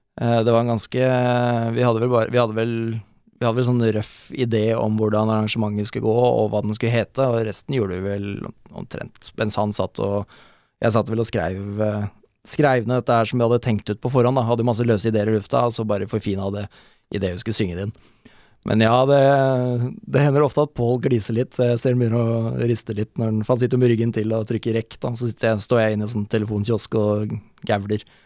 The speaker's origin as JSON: {"language": "Norwegian", "region": "Oslo", "country": "Norway", "said": "jeg er fra Bøler, Oslo."}